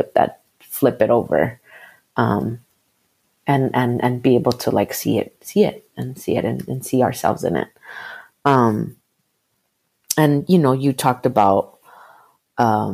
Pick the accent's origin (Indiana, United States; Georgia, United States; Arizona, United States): Arizona, United States; I was born in Arizona